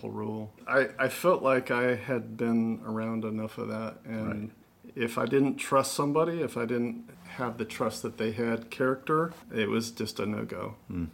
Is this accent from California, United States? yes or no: yes; Southern California, United States; moved away as an adult; now in North Carolina, United States; I grew up in Southern California